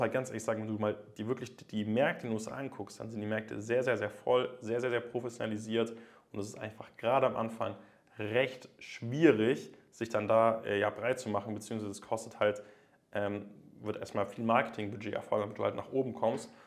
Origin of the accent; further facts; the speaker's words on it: Germany; bei uns in Deutschland